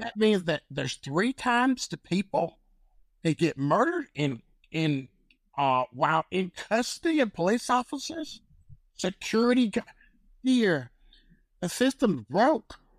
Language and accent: English; North Carolina, United States; I come from North Carolina